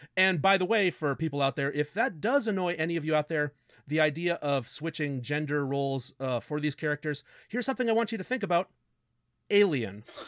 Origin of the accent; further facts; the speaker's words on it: Canada; We're Canadian